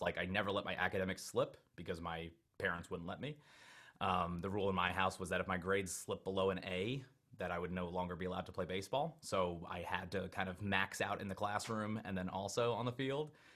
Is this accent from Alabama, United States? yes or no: no; Long Island, New York, United States; I grew up on Long Island, New York